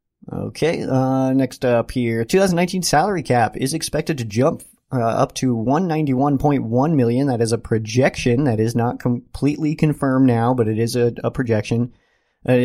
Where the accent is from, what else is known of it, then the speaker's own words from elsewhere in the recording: Colorado Springs, Colorado, United States; I'm just born and raised in Colorado Springs